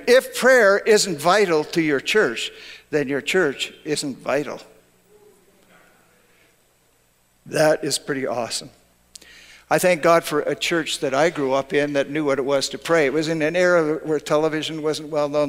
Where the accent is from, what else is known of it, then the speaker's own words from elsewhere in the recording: Canada; now in United States; I grew up in Canada